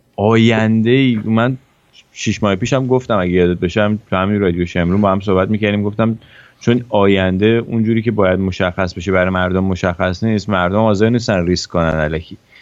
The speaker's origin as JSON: {"language": "Persian", "country": "Iran", "moved": "yes"}